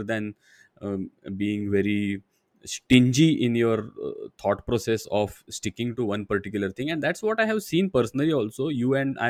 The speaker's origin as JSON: {"language": "English", "country": "India", "tie": "born or raised there", "said": "I am born in India"}